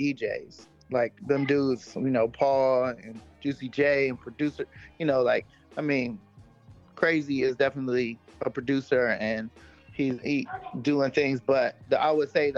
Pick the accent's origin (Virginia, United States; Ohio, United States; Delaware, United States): Ohio, United States; Cleveland; I'm from Cleveland. I'm a Cleveland fam.